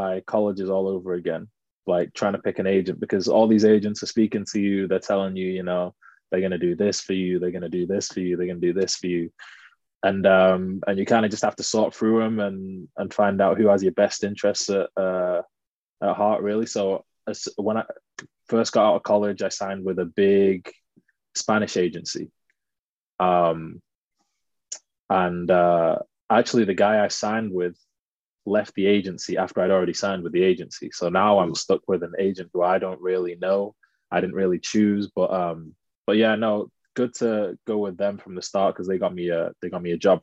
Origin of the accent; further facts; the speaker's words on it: Manchester, North West England, United Kingdom; moved away as an adult; also born or lived in United States / Spain; now in Leicester, United Kingdom; originally I'm from Manchester. Grew up there my whole life, really.